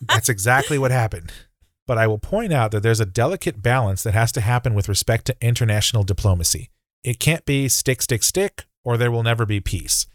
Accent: Texas, United States; as a Texan

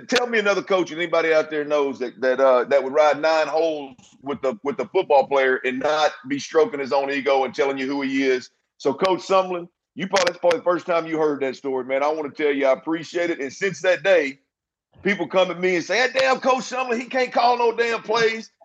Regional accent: Baytown, Texas, United States; right here in Baytown at uh, my hometown

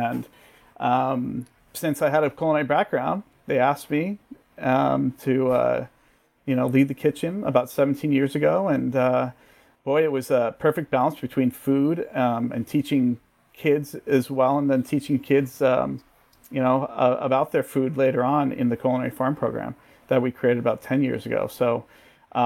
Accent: Bay Area, California, United States; growing up in California, that's pretty, you know, especially in the Bay Area, it's second language, right? You grow up with it

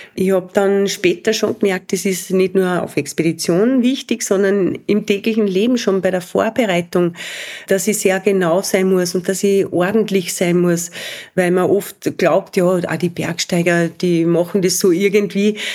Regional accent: Spital am Pyhrn, Upper Austria, Austria; in Spital am Büren, da wo ich aufgewachsen bin.

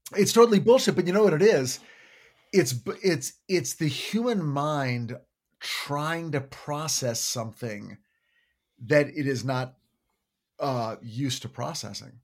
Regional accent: United States; as an American

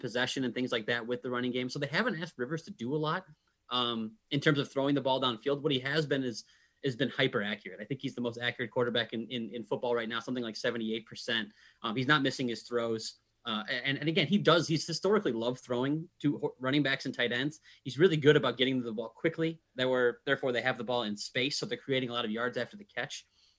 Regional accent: Chicago, Illinois, United States; I'm actually from Chicago, so I grew up watching the Bears.

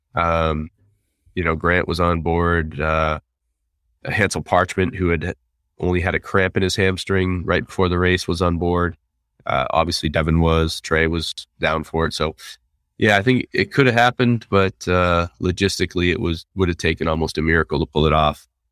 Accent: United States; as an American

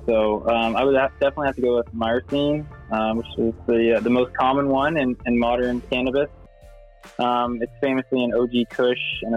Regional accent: Nova Scotia, Canada; also born or lived in Los Angeles; Growing up in Nova Scotia, surrounded by water

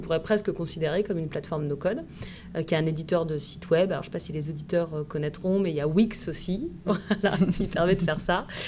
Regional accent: Puisaye, Burgundy, Bourgogne-Franche-Comté, France; moved away as an adult; also born or lived in Dijon / Bordeaux; now in Nantes, France; j'ai grandi en effet dans un petit village de Puisée

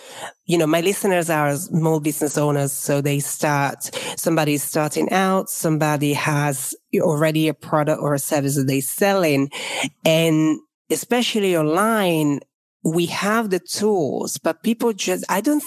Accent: Italy; now in England, United Kingdom; I live in England, but obviously I'm from Italy

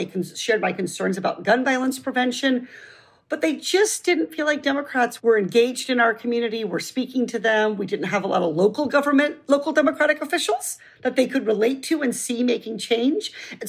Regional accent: Iowa, United States; also born or lived in Massachusetts / Arkansas / Las Vegas / Oregon; now in Orange County, United States; growing up as a farm kid in Iowa, that I would identify as a Californian.

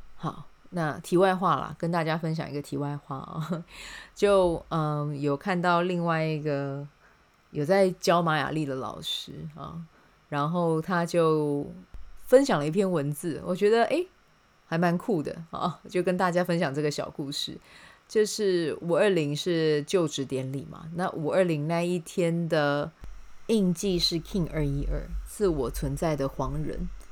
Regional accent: Taiwan; 我自己可以有这个机会生在这片土地上

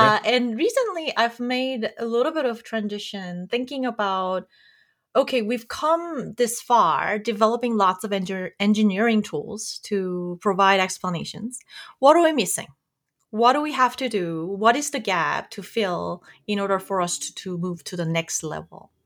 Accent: South Korea; moved away as an adult; I grew up in South Korea.

